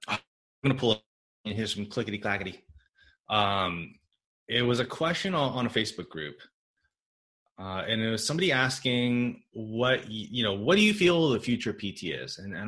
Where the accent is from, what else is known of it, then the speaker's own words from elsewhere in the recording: Michigan, United States; born there; I was born in Michigan. Okay. Born in Midwest. Yeah. I'm a Gen 1, I think they call it, American.